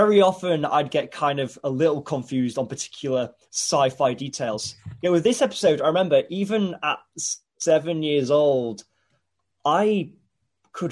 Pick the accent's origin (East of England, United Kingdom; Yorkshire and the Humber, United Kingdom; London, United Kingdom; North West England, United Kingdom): Yorkshire and the Humber, United Kingdom; Hull; when people ask where I'm from now, I used to go really out of my way to sound as un-Hull as possible when I say it. I was like, I'm from Hull. but now I think I actually do say, yeah, I'm from Ull